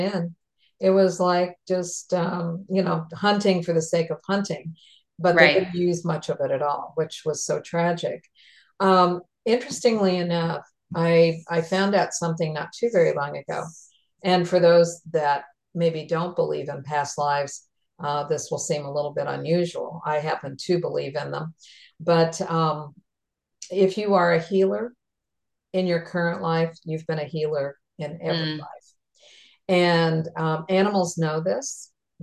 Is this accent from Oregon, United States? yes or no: no; Wisconsin, United States; moved away; going back to Wisconsin, where I came from